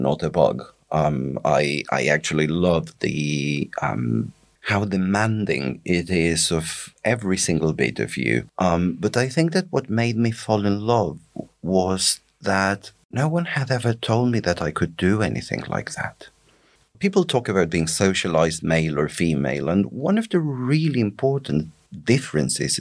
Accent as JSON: {"language": "English", "region": "northeastern Argentina", "country": "Argentina", "tie": "born or raised there", "moved": "yes", "lives_now": "United Kingdom", "said": "I grew up in a town that shall remain nameless in northeastern Argentina."}